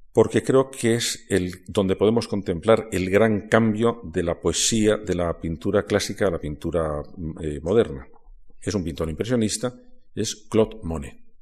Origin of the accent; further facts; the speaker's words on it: Toledo, Castilla-La Mancha, Spain; Yo soy de Toledo.